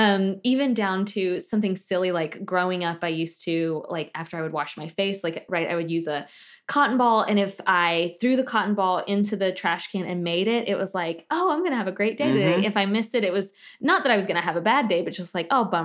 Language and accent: English; the South, United States; I'm a teetotaler from the South.